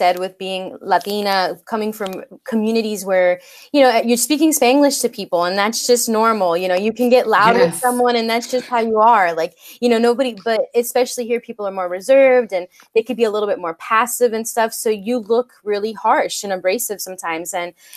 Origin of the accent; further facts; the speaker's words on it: West Palm Beach, Florida, United States; moved away as an adult; now in Seattle, United States; I'm actually technically from West Palm Beach, and I went to the same middle school, high school, elementary school with the same group of people